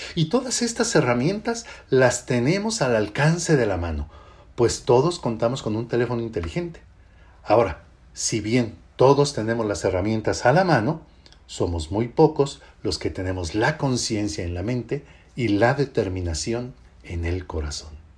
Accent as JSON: {"language": "Spanish", "country": "Mexico", "said": "somos nosotros los mexicanos"}